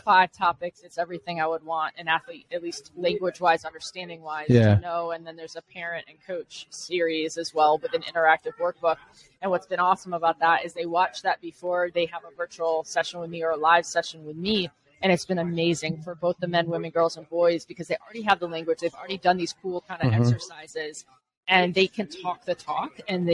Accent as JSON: {"language": "English", "region": "Connecticut", "country": "United States", "moved": "yes", "lives_now": "Columbus, United States", "said": "I'm from, I'm originally from Connecticut."}